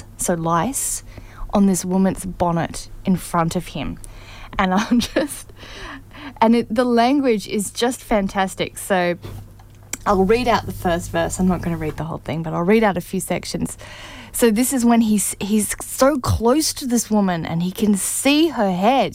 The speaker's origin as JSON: {"language": "English", "town": "Canberra", "region": "Australian Capital Territory", "country": "Australia", "tie": "born or raised there", "said": "I grew up in Canberra, Australia"}